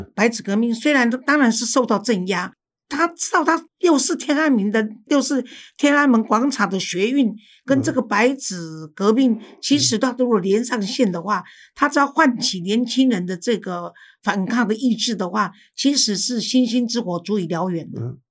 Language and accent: Chinese; Taiwan; 我们台湾人应该要有自觉